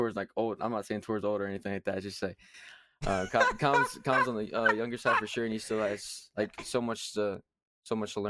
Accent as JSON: {"language": "English", "region": "Kentucky", "country": "United States", "accent": "southern", "said": "I am from Kentucky, so that's where I'm from."}